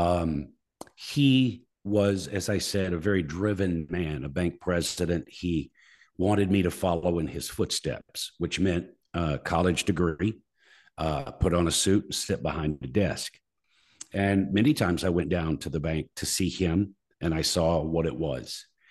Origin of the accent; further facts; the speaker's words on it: Muscle Shoals, Alabama, United States; My hometown, Muscle Shoals, Alabama